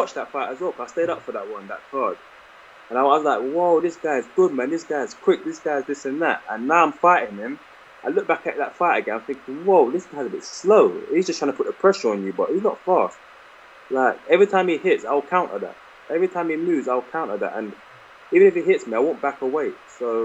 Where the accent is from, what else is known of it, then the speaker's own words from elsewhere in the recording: London, United Kingdom; my hometown